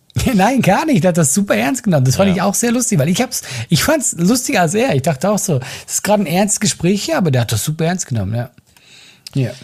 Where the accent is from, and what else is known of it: Switzerland